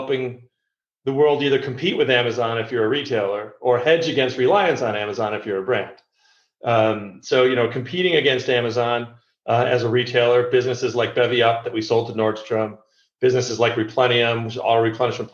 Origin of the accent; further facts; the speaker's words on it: New York, United States; I was born in New York, and I grew up a Mets fan.